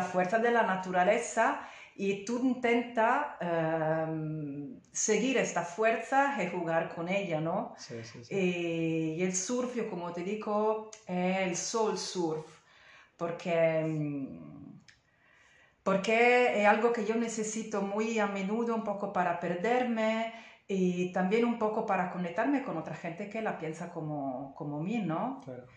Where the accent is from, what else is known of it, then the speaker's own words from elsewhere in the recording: Italy; Spanish is a second language; moved away; soy italiana y entonces pido disculpas por mi español